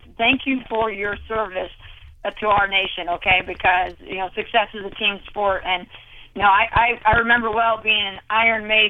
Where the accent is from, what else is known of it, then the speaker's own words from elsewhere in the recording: New York, United States; I grew up in New York, so our last day of graduation was, you know, like the last Saturday of June